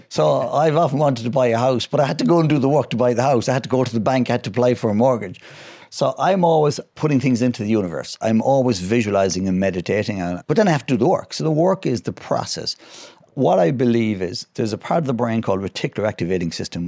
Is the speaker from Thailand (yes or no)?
no; west of Ireland, Ireland; I'm from, uh, the west of Ireland, a lovely place called Glennameadie